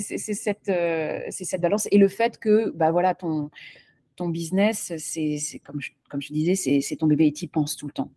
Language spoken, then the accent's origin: French; France; now in Charlotte, United States; en tant que Française